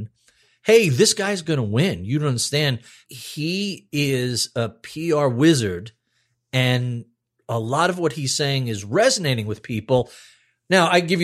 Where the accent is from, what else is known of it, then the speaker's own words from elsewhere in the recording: New York, United States; as a New Yorker who took trains